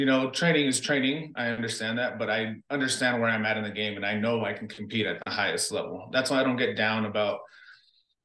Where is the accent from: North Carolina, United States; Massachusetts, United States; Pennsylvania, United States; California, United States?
California, United States; Los Angeles; also born or lived in Buena Park, California / Guatemala (ancestry); I grew up in South Central LA to Buena Park, California.